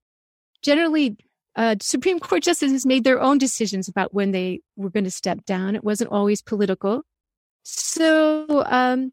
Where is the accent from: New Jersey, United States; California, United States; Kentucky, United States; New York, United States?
New Jersey, United States; New Jersey suburbs, United States; growing up in the New Jersey suburbs